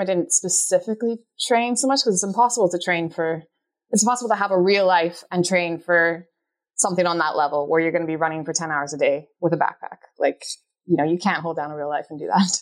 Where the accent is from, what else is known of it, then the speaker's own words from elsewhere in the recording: Canada; moved away as an adult; also born or lived in Scotland; I grew up in the Canadian Rockies